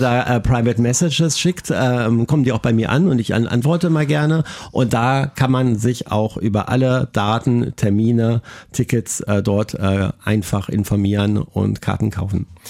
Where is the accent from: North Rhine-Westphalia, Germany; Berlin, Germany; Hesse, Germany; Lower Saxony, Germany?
Lower Saxony, Germany; Braunschweig; in der Heimatstadt Braunschweig, wo ich herkomme